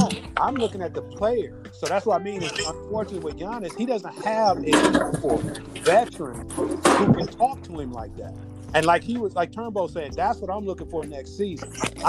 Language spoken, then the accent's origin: English; Houston, Texas, United States; I'm from Houston.